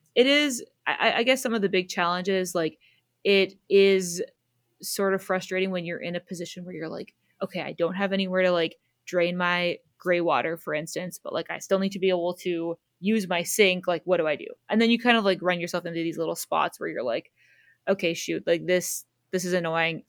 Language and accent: English; Southern Ontario, Canada; we're from Southern Ontario